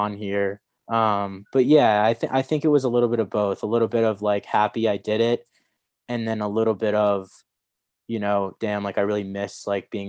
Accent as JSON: {"language": "English", "town": "Columbus", "region": "Ohio", "country": "United States", "tie": "born or raised there", "moved": "yes", "said": "I grew up in Columbus"}